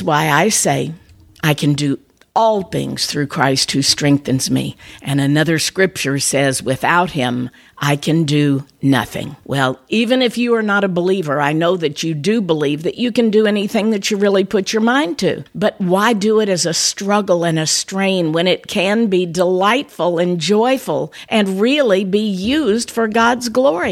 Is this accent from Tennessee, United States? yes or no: yes; Tennessee, United States; I was born in Tennessee